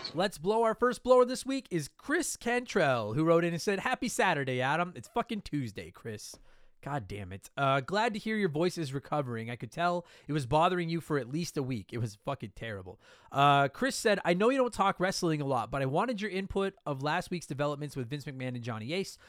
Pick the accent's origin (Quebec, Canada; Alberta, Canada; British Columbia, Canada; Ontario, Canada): Alberta, Canada; Calgary; I grew up in Calgary as a kid.